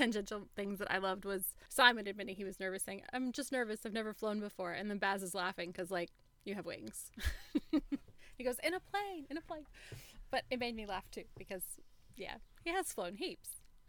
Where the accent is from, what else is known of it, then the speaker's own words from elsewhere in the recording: Oregon, United States; And I'm like, right here, 20 miles away from this exact Walmart. I was born around the corner, just literally, in that hospital.